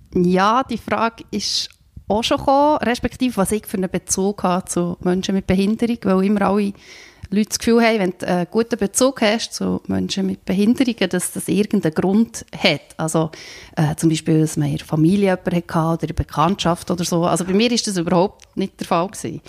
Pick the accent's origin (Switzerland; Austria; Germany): Switzerland; Bern; moved away as an adult; also born or lived in Slovenia; ich bin äh, in Bern aufgewachsen, in einem Dorf